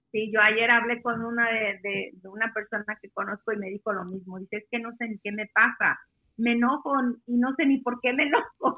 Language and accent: Spanish; Mexico; now in Washington, United States; yo soy la mexicana ahí en la tienda.